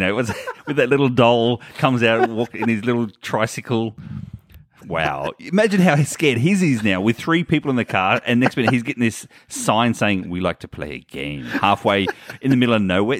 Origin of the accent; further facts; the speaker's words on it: Australia; I come from Australia where we can't drive over our border